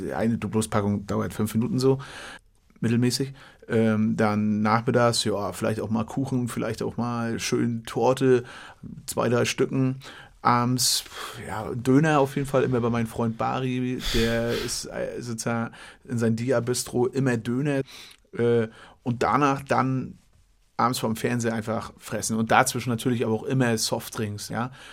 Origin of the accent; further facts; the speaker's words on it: Western Pomerania, Mecklenburg-Vorpommern, Germany; Ich komme aus Mecklenburg, aus Vorpommern